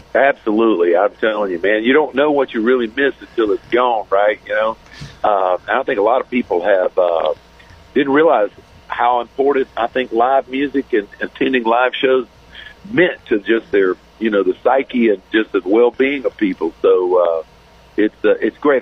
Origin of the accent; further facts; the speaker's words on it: Florida, United States; also born or lived in Branson, Missouri; I'm back home in Florida, my my home state